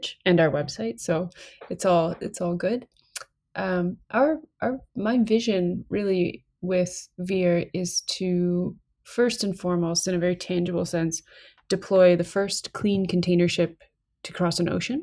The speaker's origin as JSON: {"language": "English", "area": "north of Kingston", "region": "Ontario", "country": "Canada", "said": "I'm originally from the Great Lakes of Canada. So I'm from north of Kingston, Ontario."}